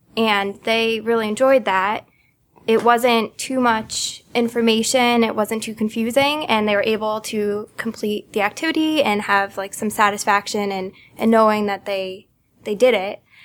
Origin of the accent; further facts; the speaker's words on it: Connecticut, United States; also born or lived in Boston; I am from Connecticut. I moved home after college.